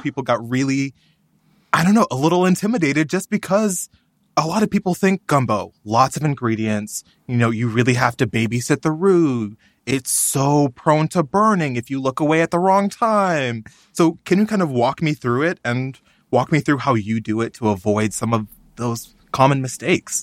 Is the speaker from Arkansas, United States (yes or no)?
no; Texas, United States; my home state, Texas